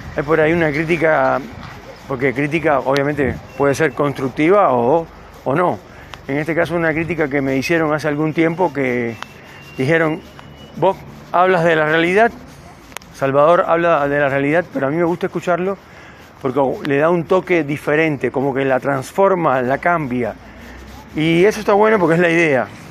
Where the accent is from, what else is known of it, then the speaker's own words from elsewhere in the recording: Cuba; now in Neuquén, Argentina; vengo de Cuba, del calor.